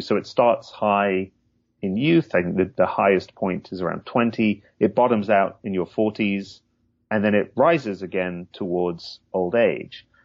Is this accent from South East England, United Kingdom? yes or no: no; Hull, Yorkshire and the Humber, United Kingdom; I grew up in England, in the northeast, in Yorkshire, um, but not in the picturesque part of Yorkshire, in Hull